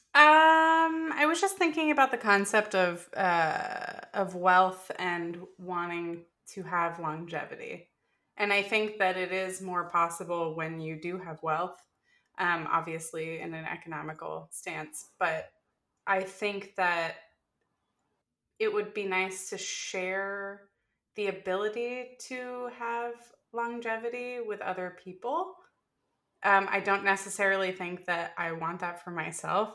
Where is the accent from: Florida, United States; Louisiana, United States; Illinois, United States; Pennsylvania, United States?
Florida, United States; I grew up in Florida